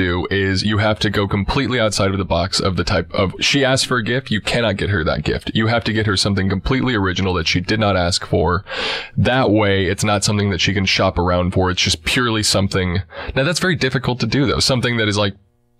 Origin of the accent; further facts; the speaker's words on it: Texas, United States; I grew up in Texas.